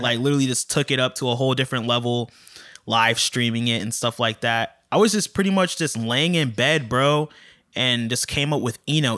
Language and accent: English; Largo, Florida, United States; also born or lived in St. Petersburg, Florida / Tallahassee, Florida; I was born in Saint Petersburg, but lived in Largo, Largo, Clearwater area most of my life